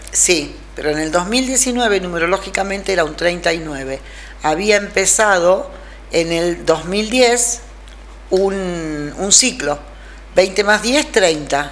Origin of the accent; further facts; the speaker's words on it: Rosario, Santa Fe, Argentina; moved away as an adult; also born or lived in Spain; now in Traslasierra, Argentina; Yo me vine a Rosario, que era de donde había salido.